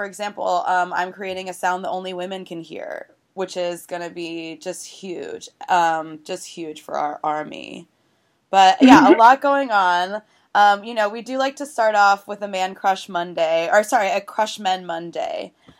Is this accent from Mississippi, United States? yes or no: no; Tulsa, Oklahoma, United States; moved away; I'm from Tulsa, Oklahoma, and so is Kristen Chenoweth.